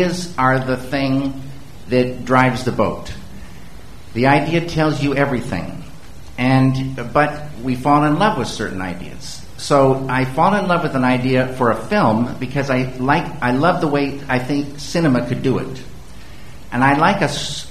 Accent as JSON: {"language": "English", "area": "the Northwest", "region": "Pacific Northwest", "country": "United States", "tie": "born or raised there", "also_born_or_lived": "Missoula, Montana", "said": "I grew up in the Northwest"}